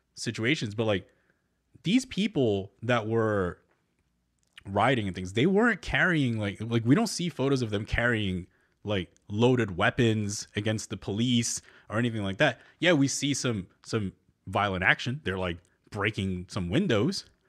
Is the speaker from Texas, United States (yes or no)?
no; New Jersey, United States; born or raised there; moved away